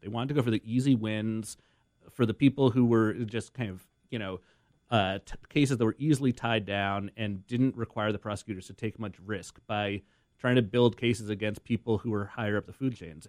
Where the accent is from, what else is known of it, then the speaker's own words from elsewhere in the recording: Boston, Massachusetts, United States; I'm from Boston